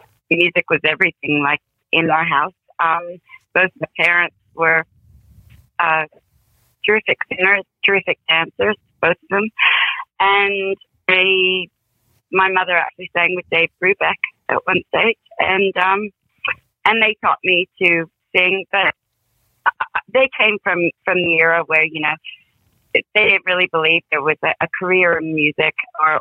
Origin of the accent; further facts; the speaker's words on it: Canada; also born or lived in Greenwich, London, United Kingdom / United States; I was born in Greenwich, London, in England. Both my parents are British. But I grew up in three provinces of Canada, and then we moved around America